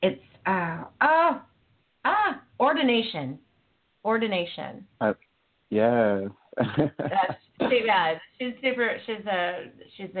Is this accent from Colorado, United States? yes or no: no; Fresno, California, United States; also born or lived in Monterey, California / Carmel, California; I'm a Valley girl. I'm from the Valley.